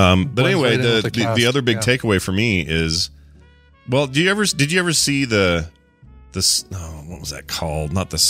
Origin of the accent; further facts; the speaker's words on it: United States; we're American, and we're weird.